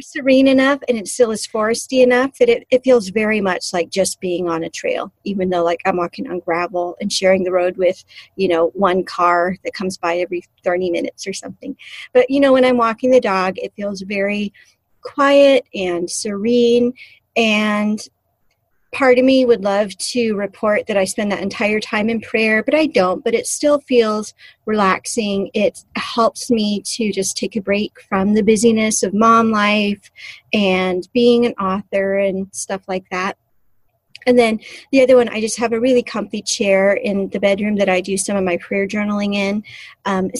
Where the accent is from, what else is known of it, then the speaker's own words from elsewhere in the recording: California, United States; now in Alaska, United States; I grew up in California and was at the beach quite a bit